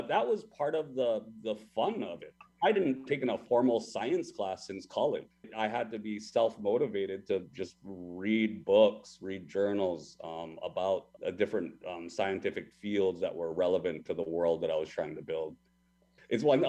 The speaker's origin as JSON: {"language": "English", "region": "Hawaii", "country": "United States", "tie": "born or raised there", "said": "I was born and raised in Hawaii."}